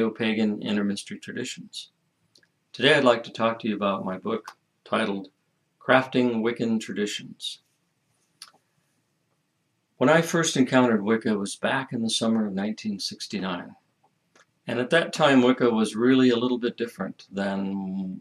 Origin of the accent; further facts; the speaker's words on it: United States; As an American